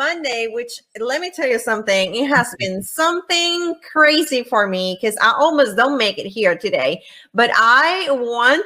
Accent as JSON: {"language": "English", "country": "Puerto Rico", "tie": "born or raised there", "said": "It's nothing like growing up in the island."}